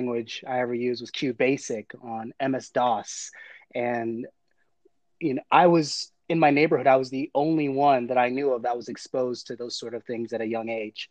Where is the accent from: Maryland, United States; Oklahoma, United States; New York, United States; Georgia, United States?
Georgia, United States; South DeKalb; I grew up in South DeKalb, which is predominantly African-American, Black, suburban community